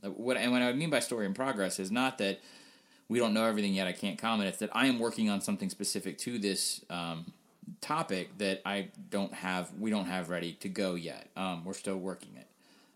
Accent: the South, United States; also born or lived in Washington, D.C.; being a Southerner but not being a Mississippian, and then being a displaced Southerner for most of my life because I spent a long time in D.C. My family moved around a lot.

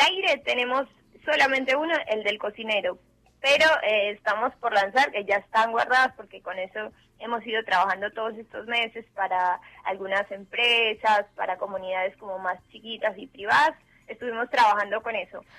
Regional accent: Medellín, Antioquia, Colombia; moved away as an adult; now in Argentina; yo soy de Medellín, Colombia

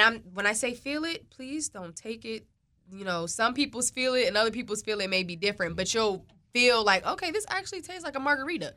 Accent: Prince George's County, Maryland, United States; I am from Maryland. I'm from the P G County area

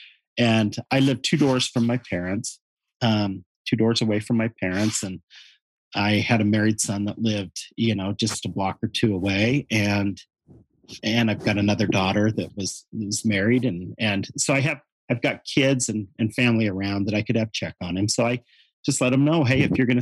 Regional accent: Orem, Utah, United States; also born or lived in California / Montana / New Mexico / Tooele County, Utah; I was raised in Orem, Utah

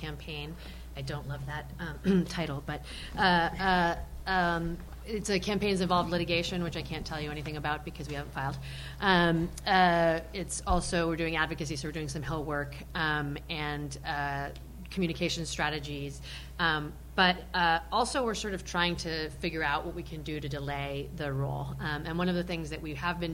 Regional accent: Argentina; now in United States; I'm also from Argentina

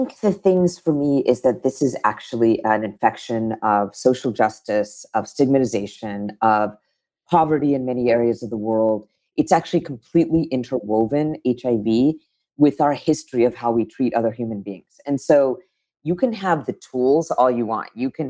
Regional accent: United States; now in San Francisco, United States; I grew up in a pretty conservative state as an Indian American.

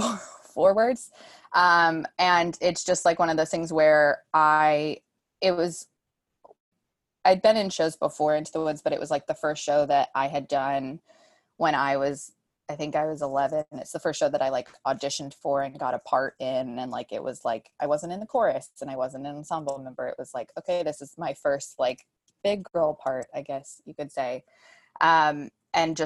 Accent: Arizona, United States; moved away; I'm from Arizona, but I'm from that side of the country

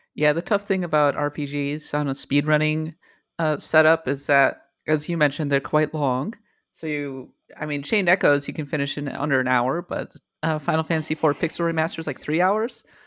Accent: Minnesota, United States; moved away; my hometown, my homeland of, uh, of Minnesota

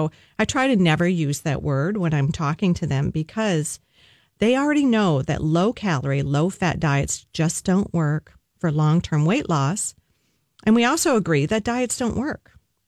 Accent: the South, Southern United States, United States; accent: Southern; my Southern accent

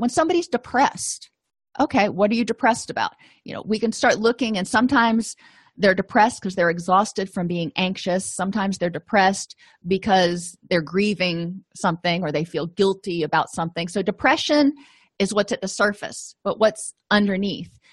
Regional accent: Florida, United States; moved away; I come from Florida, so I'm not used to snow

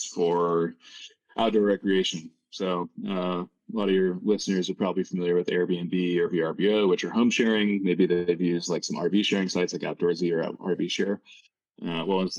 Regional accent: Laguna Beach, California, United States; moved away as an adult; also born or lived in New York / Chicago / Boston / Los Angeles; now in Bozeman, United States; I grew up. I was born in Southern California in a place called Laguna Beach.

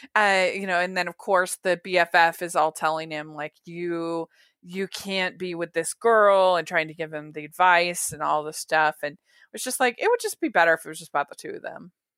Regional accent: Maryland, United States; moved away; also born or lived in Utah; I grew up in Maryland

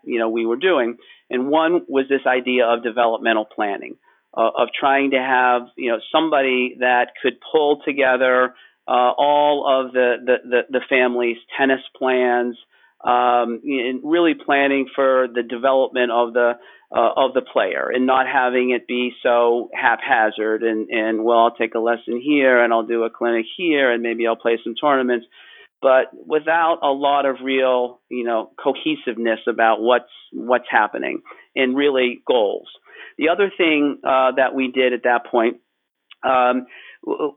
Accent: Pittsburgh, Pennsylvania, United States; I grew up in Pittsburgh, Pennsylvania

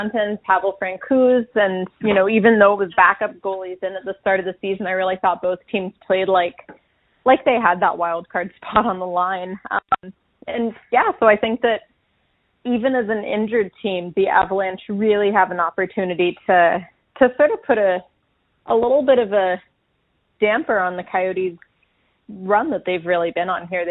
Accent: East Coast, United States; moved away; I grew up back on the East Coast

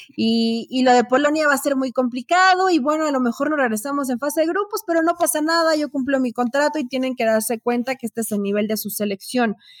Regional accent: Mexico; así somos los mexicanos

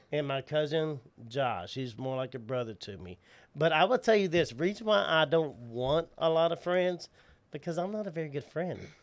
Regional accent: Waco, Texas, United States; accent: Southern; also born or lived in Dallas; was born in Dallas, but I've been in Waco all my life

